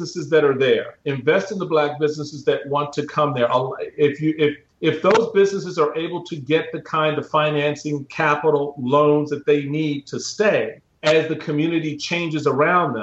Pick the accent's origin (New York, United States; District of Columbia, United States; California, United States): District of Columbia, United States; Washington; where I grew up in Washington, D.C.